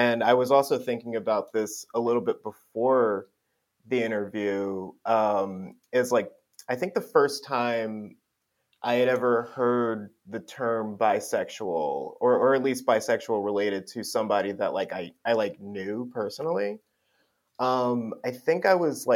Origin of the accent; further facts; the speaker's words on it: Willingboro, New Jersey, United States; moved away as an adult; now in Philadelphia, United States; I grew up in New Jersey in a town called Willingboro